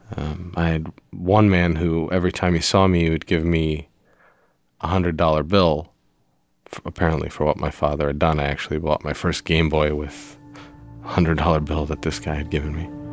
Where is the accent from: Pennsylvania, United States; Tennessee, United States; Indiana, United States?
Pennsylvania, United States; Pittsburgh; I was born in Pittsburgh, Pennsylvania in 1983